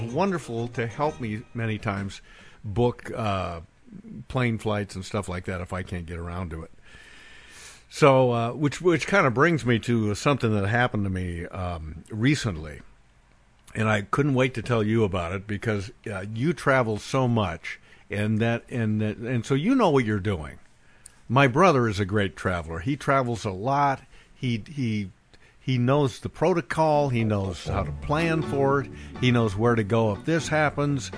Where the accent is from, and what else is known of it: Bend, Oregon, United States; born or raised there; moved away